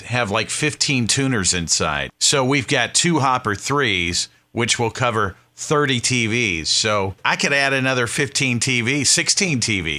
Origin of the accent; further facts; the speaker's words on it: the South, United States; moved away; also born or lived in the North (US); I'm from the South. I need to get back in touch with my Southern roots.